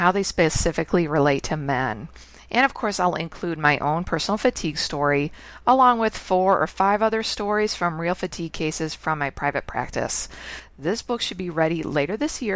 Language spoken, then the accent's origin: English; Chicago, Illinois, United States; moved away as an adult; now in Canada; I'm actually born and raised in Chicago, and I'm living in Canada now for 20 years